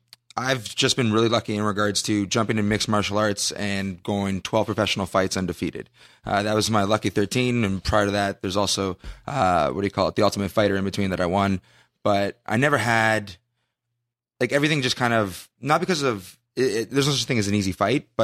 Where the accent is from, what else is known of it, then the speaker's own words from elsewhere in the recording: Canada; I'm Canadian. Just to put it out there, I'm Canadian.